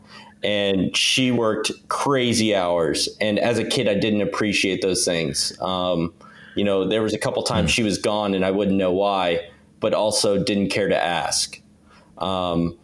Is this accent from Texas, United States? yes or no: no; Virginia Beach, Virginia, United States; I grew up in Virginia Beach